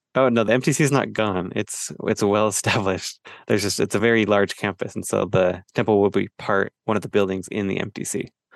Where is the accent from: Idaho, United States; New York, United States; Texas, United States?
Idaho, United States; Idaho Falls; I grew up in Idaho Falls